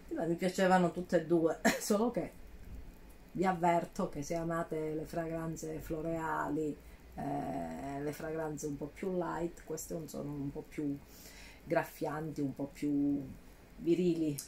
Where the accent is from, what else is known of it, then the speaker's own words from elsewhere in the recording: Calabria, Italy; vengo dalla Calabria